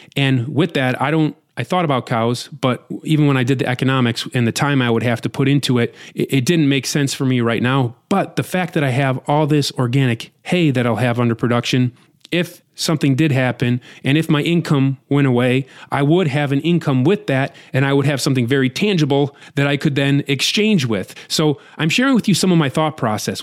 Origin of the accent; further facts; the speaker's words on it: United States; as an American